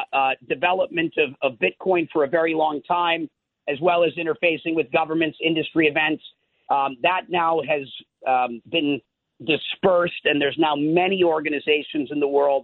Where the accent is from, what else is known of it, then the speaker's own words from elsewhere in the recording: Minnesota, United States; I'm from Minnesota, so I did spend a lot of my life on farms as a kid.